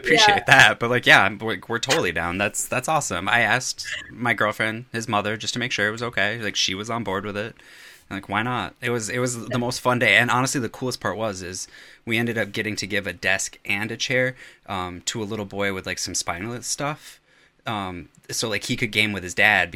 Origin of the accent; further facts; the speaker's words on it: Wisconsin, United States; I'm like 4 hours north of Chicago up in Wisconsin